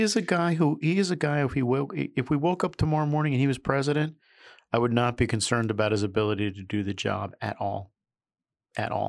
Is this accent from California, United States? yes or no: no; New York, United States; I'm a New Yorker